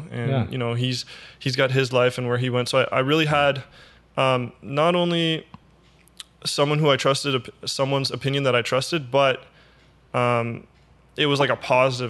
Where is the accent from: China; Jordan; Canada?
Canada; Ottawa, Ontario; moved away as an adult; So I'm born and raised in Ottawa. I lived in Ottawa for the first 25 years of my life, and I've recently moved away for school, but I still come back on weekends.